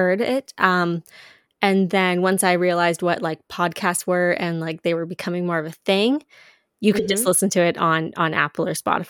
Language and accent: English; Canada; as well, like obviously as a Canadian and as just a female producer.